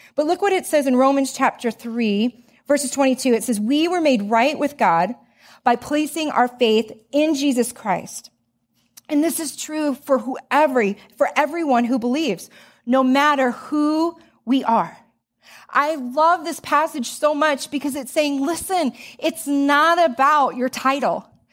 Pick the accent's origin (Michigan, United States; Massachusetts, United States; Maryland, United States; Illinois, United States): Illinois, United States; Joliet; I grew up in Joliet, Illinois